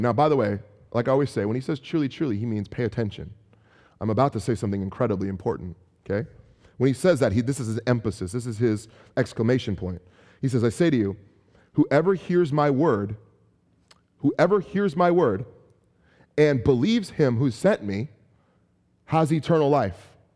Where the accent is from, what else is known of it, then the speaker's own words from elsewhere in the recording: San Francisco, California, United States; also born or lived in Chicago; I'm from San Francisco